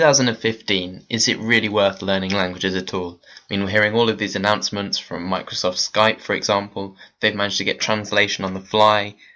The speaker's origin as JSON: {"language": "English", "region": "South Wales", "country": "United Kingdom", "said": "I'm seventeen and I'm from South Wales in the United Kingdom."}